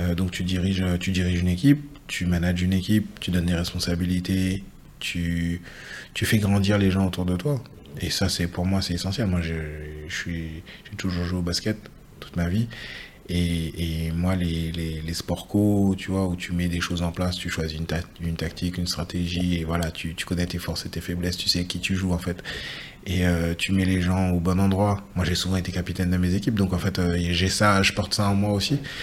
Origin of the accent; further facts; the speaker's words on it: Guadeloupe; moved away as an adult; also born or lived in Île-de-France; je suis originaire de Guadeloupe. mon père est mandalien et ma mère est des J'ai grandi une partie de mon enfance en Île-de-France où je suis né. Euh, et, j'ai passé euh, de 7 à 21 ans en Guadeloupe